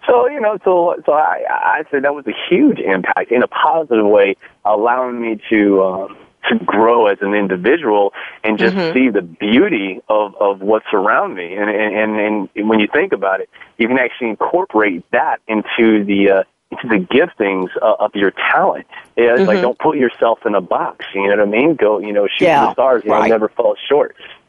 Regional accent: Long Beach, California, United States; born there; also born or lived in Europe; I was born in Long Beach, California, but my my dad was in the military, and U.S. Army, 21 years, retired, and we did a lot of traveling growing up

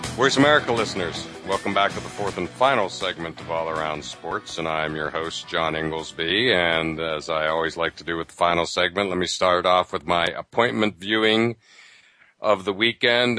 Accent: Pennsylvania, United States; growing up in Pennsylvania, half an hour from Penn State

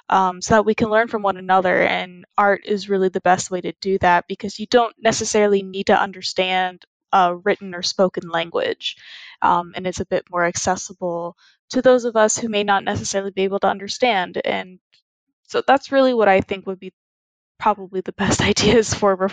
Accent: Plano, Texas, United States; I'm from Plano, Texas, and I'm on Planet Classroom.

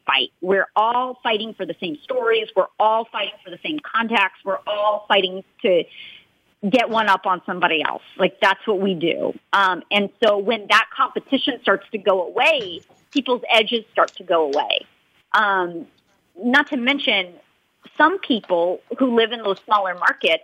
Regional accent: Los Angeles, California, United States; I'm from Los Angeles, so I'm home.

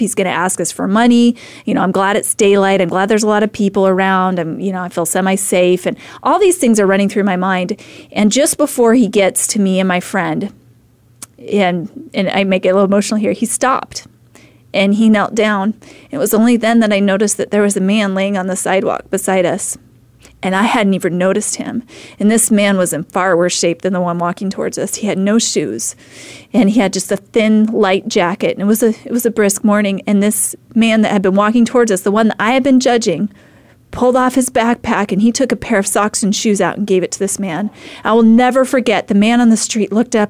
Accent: Idaho, United States; moved away as an adult; now in Phoenix, United States; I'm from Idaho

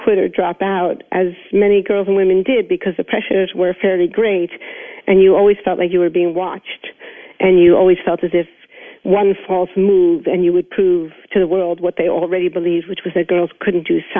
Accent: New York City, New York, United States; I was born in New York City. I grew up in the 1960s in New York

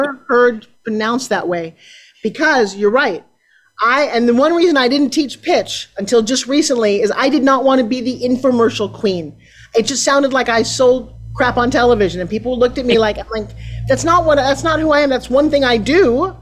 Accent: New York City, New York, United States; also born or lived in Kenya; now in Tampa, United States; I grew up in New York City.

